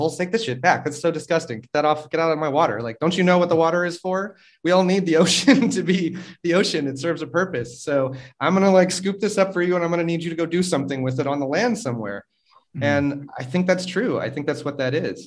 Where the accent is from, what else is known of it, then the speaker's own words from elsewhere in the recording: North Carolina, United States; moved away as an adult; also born or lived in Philippines; now in Mexico; I grew up in North Carolina